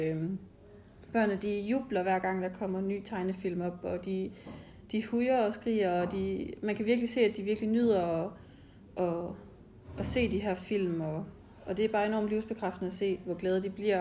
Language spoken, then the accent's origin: Danish; Denmark; jeg kommer fra Østjylland